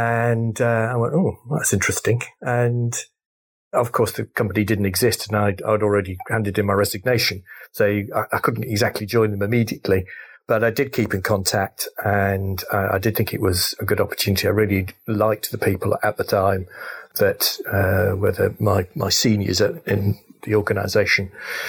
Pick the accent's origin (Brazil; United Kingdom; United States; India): United Kingdom; North West England; Okay, great. So I grew up in Cheshire, went to a local grammar school called Sandbach.